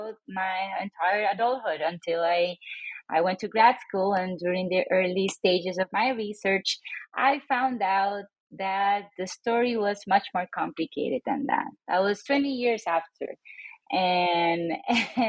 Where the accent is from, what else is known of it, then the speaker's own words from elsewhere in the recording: San Juan, Puerto Rico; moved away as an adult; now in Reno, United States; I was born and raised in San Juan, Puerto Rico, a little island in the Caribbean.